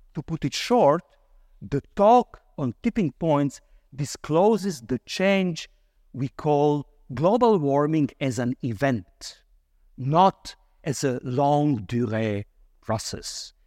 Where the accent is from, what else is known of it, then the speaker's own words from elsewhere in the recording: Croatia; moved away; I come originally from Croatia.